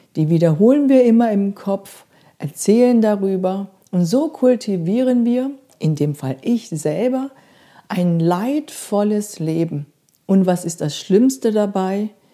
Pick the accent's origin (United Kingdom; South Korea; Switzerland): South Korea; moved away; Ich bin in Korea aufgewachsen